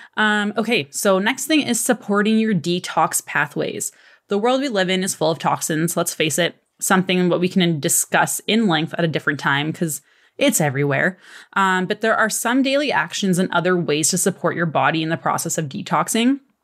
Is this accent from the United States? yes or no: no; Canada; I'm Canadian